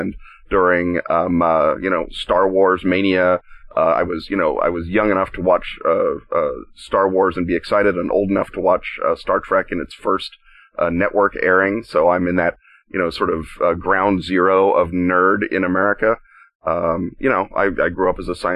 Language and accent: English; Oklahoma City, Oklahoma, United States; moved away; also born or lived in Chicago; I grew up in Oklahoma City, Oklahoma, which is a delightful place to grow up.